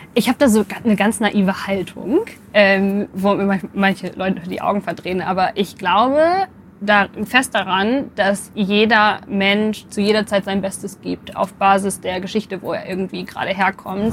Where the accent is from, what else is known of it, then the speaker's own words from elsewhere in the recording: Bielefeld, North Rhine-Westphalia, Germany; Ich komme, jetzt bin ich gespannt, ähm, aus Bielefeld. Ich bin in Bielefeld geboren.